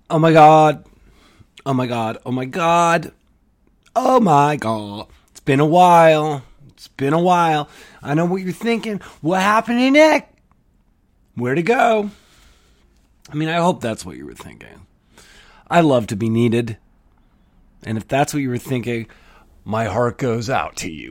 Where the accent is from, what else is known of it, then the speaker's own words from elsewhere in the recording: Canada; I'm from Canada.